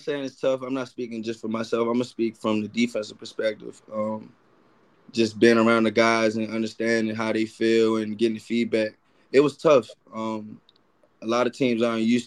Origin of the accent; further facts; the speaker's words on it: Baltimore, Maryland, United States; I'm from Baltimore